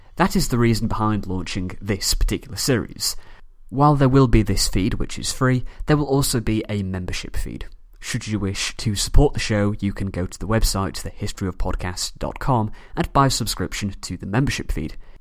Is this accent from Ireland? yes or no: no; Manchester, North West England, United Kingdom; from Manchester, England